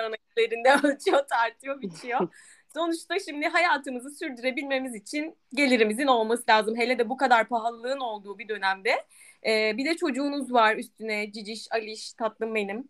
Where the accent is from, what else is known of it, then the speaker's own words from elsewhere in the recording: Aegean Region, Turkey; bir Egeli olarak